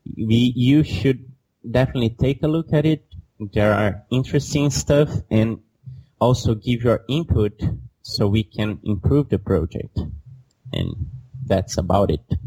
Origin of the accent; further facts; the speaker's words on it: Belo Horizonte, Minas Gerais, Brazil; Belo Horizonte is my hometown